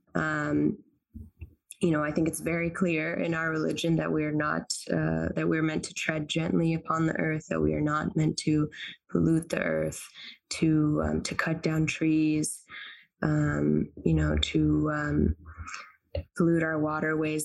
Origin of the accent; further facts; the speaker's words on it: North Carolina, United States; also born or lived in Tunis, Tunisia / Cambridge, United Kingdom / Cambridge, Massachusetts; I'm a Tunisian American uh, Muslim. I grew up in North Carolina, but I went back to Tunis, uh, where my whole family lives every summer